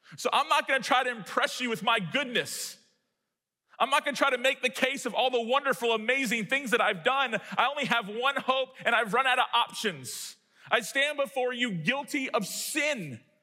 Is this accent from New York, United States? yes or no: no; Tallahassee, Florida, United States; my hometown that's close to Georgia